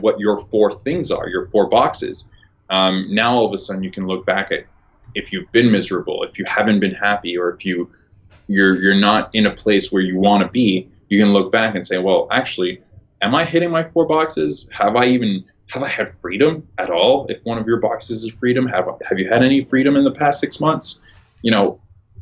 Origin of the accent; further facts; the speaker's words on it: Toronto, Ontario, Canada; I'm from Toronto.